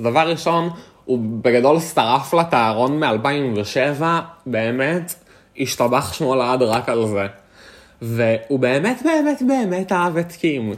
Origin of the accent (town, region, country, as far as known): Israel